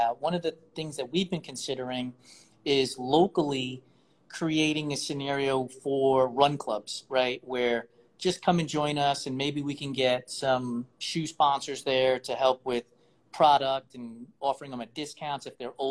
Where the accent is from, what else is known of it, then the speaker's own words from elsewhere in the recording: New York, United States; I'm a New Yorker.